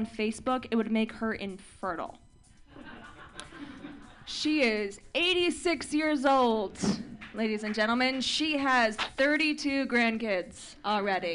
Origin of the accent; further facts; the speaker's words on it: Orange County, California, United States; I am from Orange County, and it's weird. Like, I grew up in a different kind of Orange County, right?